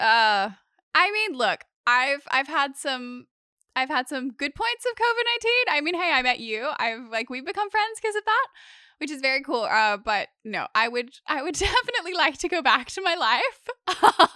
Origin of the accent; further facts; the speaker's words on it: Sydney, New South Wales, Australia; I've grown up here. I've lived on the northern beaches of Sydney my entire life